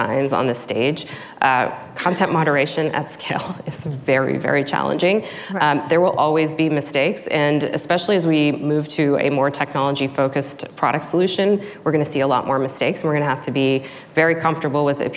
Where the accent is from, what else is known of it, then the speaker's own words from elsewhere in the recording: Texas, United States; I'm a first generation immigrant. I grew up in Texas on the border of Louisiana, in a very small town